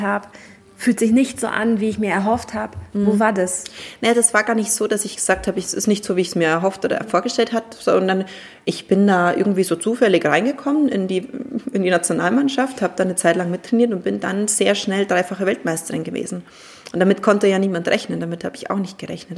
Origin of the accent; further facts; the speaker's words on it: Germany; bei uns in Deutschland